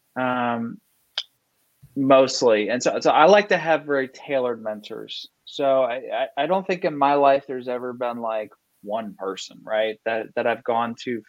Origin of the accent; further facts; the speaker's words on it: Fort Lauderdale, Florida, United States; I'm from Southeast Florida, from the Fort Lauderdale area